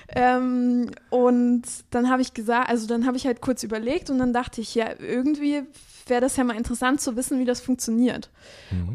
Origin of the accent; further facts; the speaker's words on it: Chemnitz, Saxony, Germany; geboren in Chemnitz, mhm. aber aufgewachsen ja. so ein bisschen, äh, ja, so ein bisschen auf dem Dorf